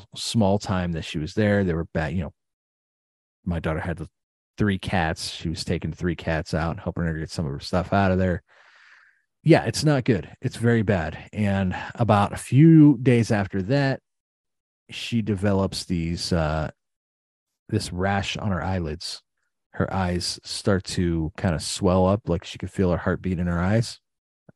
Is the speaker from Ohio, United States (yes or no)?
yes; East Palestine, Ohio, United States; A young lady that I grew up with in East Palestine